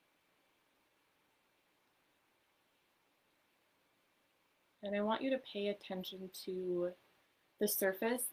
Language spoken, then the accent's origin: English; Minnesota, United States; now in Southern California, United States; I was born and raised in Minnesota